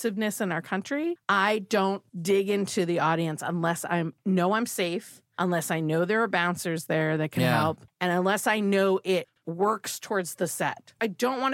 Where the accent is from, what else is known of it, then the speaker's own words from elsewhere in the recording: Boston, Massachusetts, United States; I'm from Boston